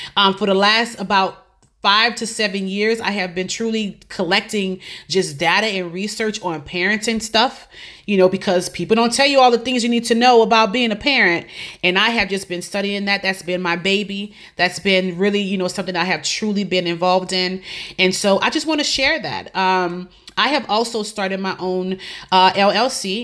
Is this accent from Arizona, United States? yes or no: no; New Orleans, Louisiana, United States; moved away as an adult; also born or lived in Lafayette, Louisiana; now in Tampa, United States; I am originally from New Orleans, Louisiana.